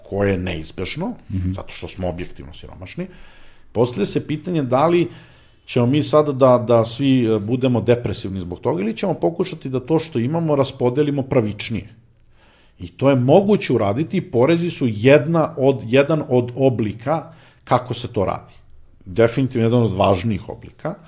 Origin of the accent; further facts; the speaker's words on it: Serbia; ni po čemu niko ne bi mogao da utvrdi da sam ja Srbin